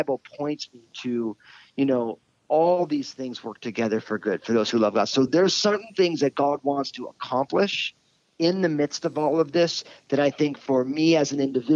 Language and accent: English; New Jersey, United States; I'm all Italian from New Jersey